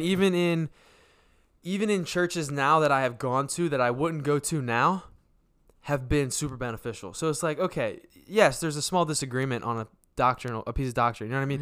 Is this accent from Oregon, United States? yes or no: no; Voorhees, New Jersey, United States; moved away; also born or lived in Delaware / Aston, Pennsylvania; I grew up in Jersey because my main developing years of my childhood where I went to high school and met, met my, most of my friends would have been all in Jersey